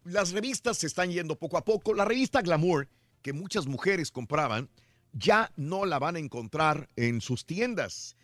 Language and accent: Spanish; Mexico; cómo somos los mexicanos